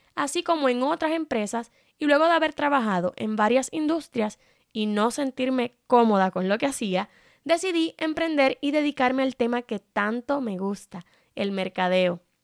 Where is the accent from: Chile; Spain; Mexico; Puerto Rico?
Puerto Rico; soy puertorriqueña